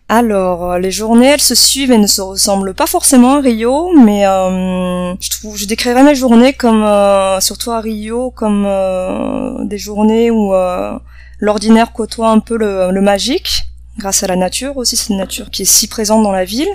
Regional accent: Bordeaux, Nouvelle-Aquitaine, France; first language French and Vietnamese; moved away as an adult; also born or lived in Toulouse / Paris / Argentina / Netherlands; now in Brazil; je suis euh, de Bordeaux dans le sud-ouest de la France

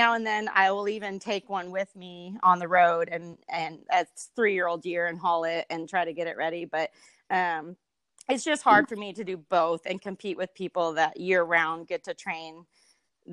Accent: Minnesota, United States; now in Springer, Oklahoma, United States; I am originally from Minnesota.

